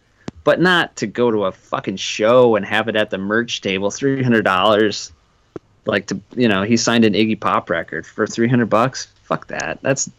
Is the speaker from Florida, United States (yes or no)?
no; Wisconsin, United States; no, actually I'm from Wisconsin